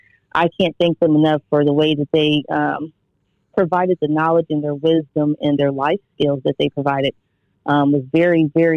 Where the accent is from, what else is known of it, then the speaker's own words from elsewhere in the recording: Trotwood, Ohio, United States; I'm from Trotwood, Ohio, which is a small town city, about 25,000 for the population. I didn't live on a farm, unfortunately. I would have loved to, but I lived in the country. So I grew up, you know, farms right in my backyard.